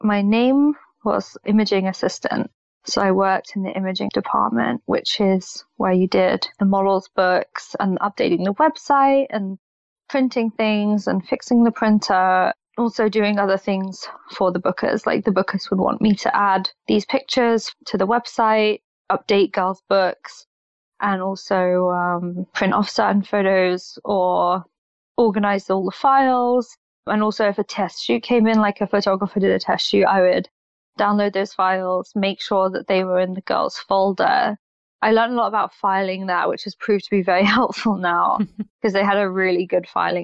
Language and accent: English; London, United Kingdom; I was born in London, but then my parents moved to the outskirts of London, so I lived there for a while. Then as soon as I was 18 and could move out, I moved straight back to London